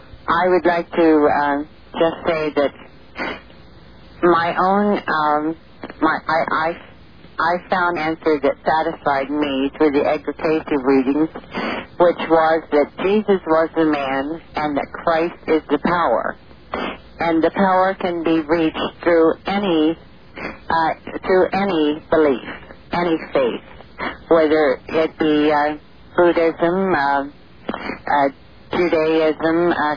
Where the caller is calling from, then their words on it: Central Point, Oregon, United States; I'm calling from Central Point.